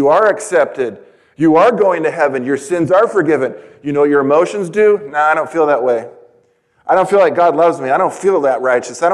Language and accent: English; San Diego, California, United States; I was born in San Diego, California.